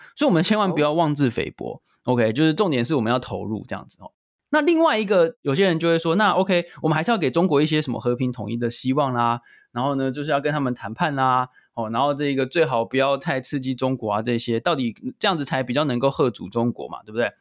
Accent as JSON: {"language": "Chinese", "country": "Taiwan", "said": "我们台湾人已经习以为常"}